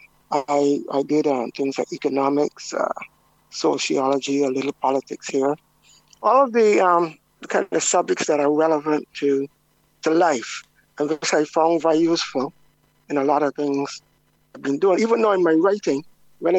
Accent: Christ Church, Barbados; I grew up in Christchurch.

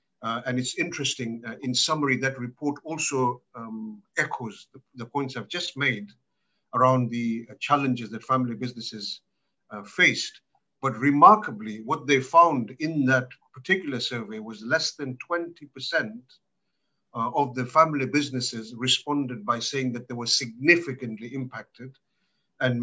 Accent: Malawi; born there; From my personal background, I was born in Malawi, so this is my African part of my connection to Africa

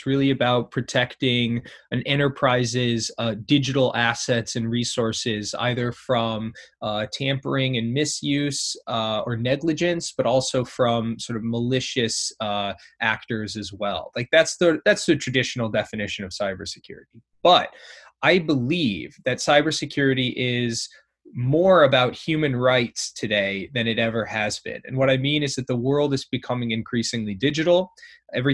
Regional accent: Indiana, United States; moved away as an adult; also born or lived in Ohio / Middle East and North Africa; now in New York City, United States; I'm from the Midwest in the U.S., from Indiana

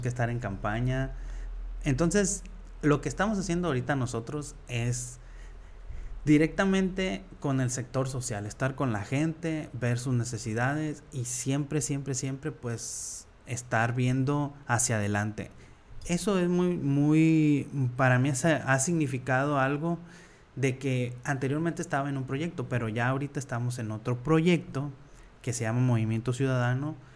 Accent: San Vicente, Nayarit, Mexico; moved away as an adult; also born or lived in Tuxpan, Nayarit / Los Angeles, California; now in Tepic, Mexico; Yo soy de ahí de San Vicente, municipio de Rosa Morada.

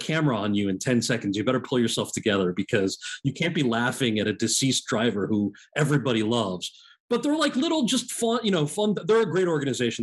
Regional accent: New Jersey, United States; I'm from New Jersey

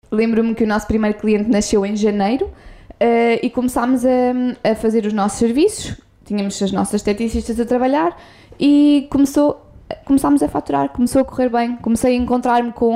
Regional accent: Coimbra, Centro, Portugal; eu sou de Coimbra, nasci lá

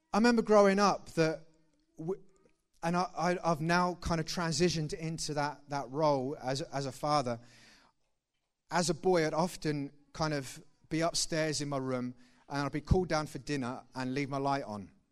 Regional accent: Thetford, East of England, United Kingdom; I'm originally from Thetford. Please don't judge me on that. Uh, and that's where I grew up.

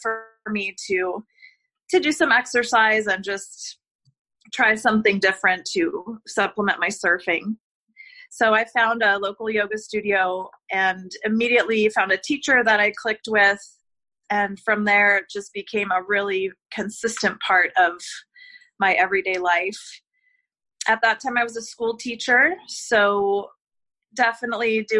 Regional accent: California, United States; moved away as an adult; now in Barbados; I'm from California

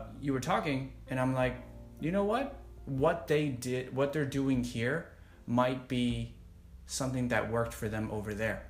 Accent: United States; I, as an American born

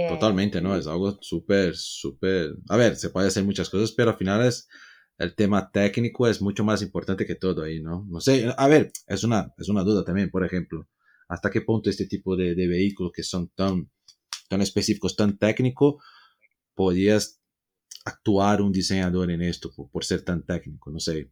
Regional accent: Brazil; yo soy latino también ahí de Brasil

